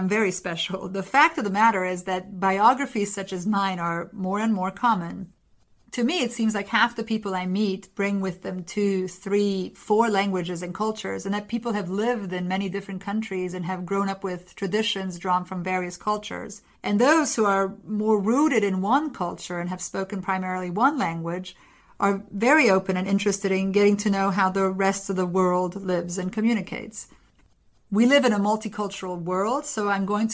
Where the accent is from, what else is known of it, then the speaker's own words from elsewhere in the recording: College Station, Texas, United States; also born or lived in Cluj-Napoca, Romania; I grew up in Texas, in Bryan College Station in Aggieville